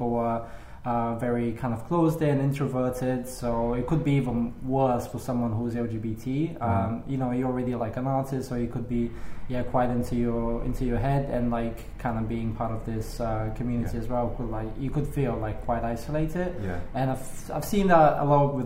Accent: Bulgaria; now in London, United Kingdom; I'm from Bulgaria. I'm from like a really small town where people are quite conservative.

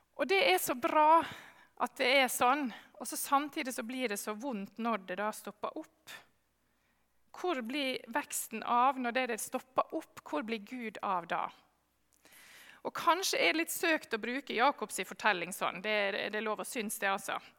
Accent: Sjøholt, Møre og Romsdal, Norway; Jeg har vokst opp eh, på Sjøholt på Sunnmøre

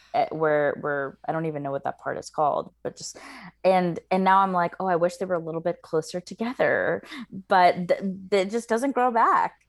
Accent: the South, United States; I grew up in the South

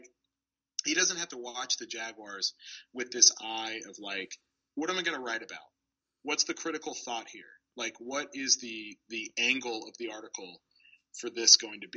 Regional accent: Florida, United States; moved away as an adult; also born or lived in New Haven, Connecticut; I'm from Florida, and we have decent pizza here. We have pizza, and you grow up, and you're like, pizza is good

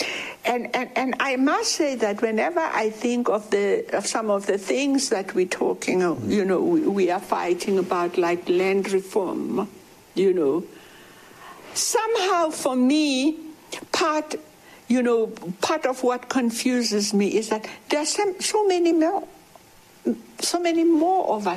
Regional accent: South Africa; also born or lived in Alexandra Township; when I was growing up in South Africa

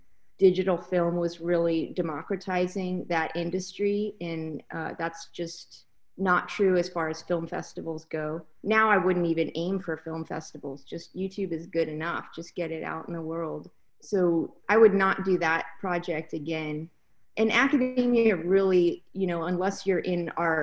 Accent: Spokane, Washington, United States; moved away; also born or lived in Mexico; in my hometown of Spokane, Washington

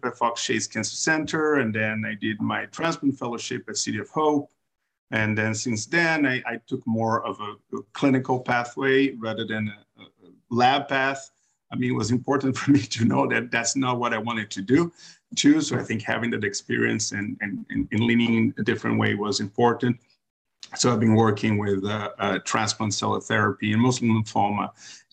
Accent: Brazil; moved away as an adult; also born or lived in New York, United States; now in United States; I am from Brazil originally. I went to med school there. I did my internal medicine residency there.

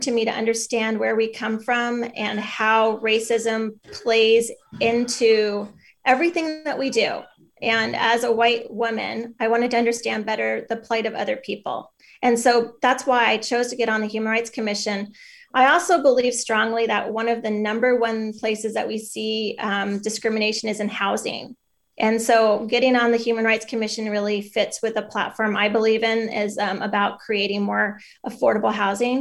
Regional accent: Bellingham, Washington, United States; now in Tacoma, United States; I grew up in Bellingham

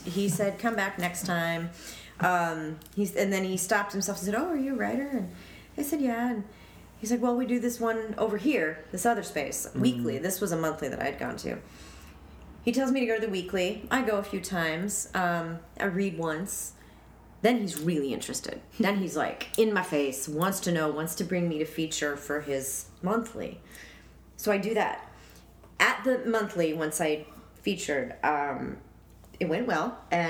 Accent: Denver, Colorado, United States; moved away; I'm from Denver

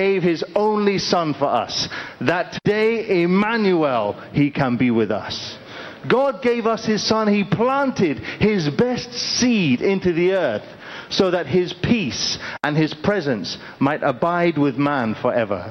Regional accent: United Kingdom; moved away; I'm originally from the United Kingdom

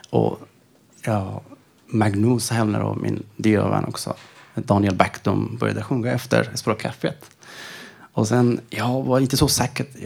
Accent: Iran; Swedish is a second language; moved away as an adult; also born or lived in Sköndal, Stockholm, Sweden; now in Stockholm, Sweden; Jag kommer ifrån Iran. Jag har varit nästan tre år här i Sverige.

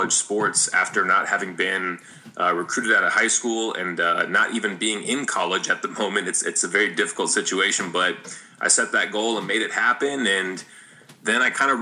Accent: Las Vegas, Nevada, United States; I grew up in Las Vegas

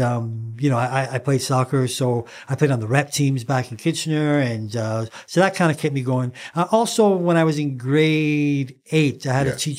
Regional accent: England, United Kingdom; moved away; I came from England. You know, I didn't know the trends or styles. You know, I came over and, you know, they bought me all the wrong things.

